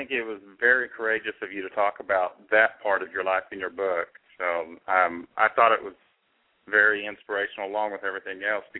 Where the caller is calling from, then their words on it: Tennessee, United States; I'm calling from Tennessee.